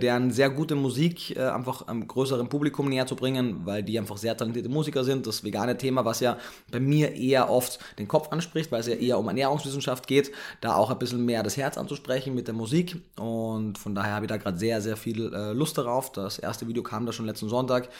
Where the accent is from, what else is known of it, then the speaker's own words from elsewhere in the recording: Carinthia, Austria; moved away as an adult; also born or lived in Vienna, Austria; now in Berlin, Germany; Ich bin, wie man jetzt spätestens schon gehört hat, Österreicher, gebürtiger